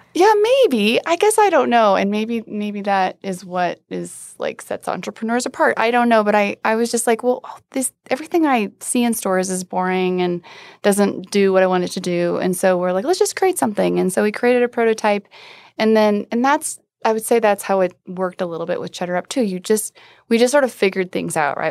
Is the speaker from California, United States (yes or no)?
no; Iowa, United States; now in Denver, United States; I grew up in Iowa